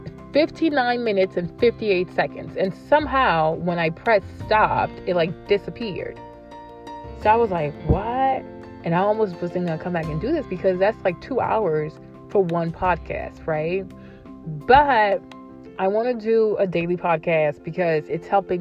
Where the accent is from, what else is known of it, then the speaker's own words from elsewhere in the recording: Côte d’Ivoire; I'm from the Ivory Coast, which is West Africa. I'm from Cote d'Ivoire